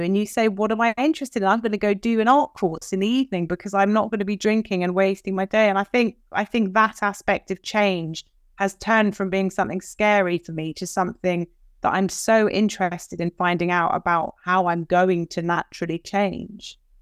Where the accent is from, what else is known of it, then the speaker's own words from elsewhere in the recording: London, United Kingdom; moved away; I'm from London. I have American parents.